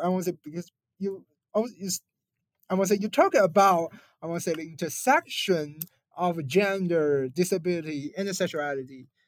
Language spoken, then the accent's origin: English; China; I come from China